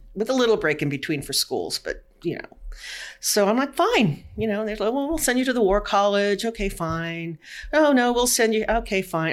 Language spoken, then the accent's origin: English; California, United States; moved away as an adult; now in Washington, United States; I lived in California all my life went to college, you know, and then I got married, and then we moved to Washington in 1975.